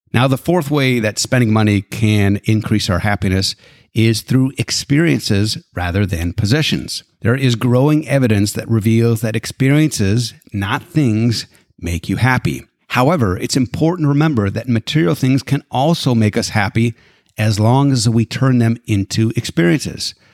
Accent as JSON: {"language": "English", "region": "Alberta", "country": "Canada", "tie": "born or raised there", "moved": "yes", "lives_now": "United States", "said": "I was born and raised in Alberta, Canada."}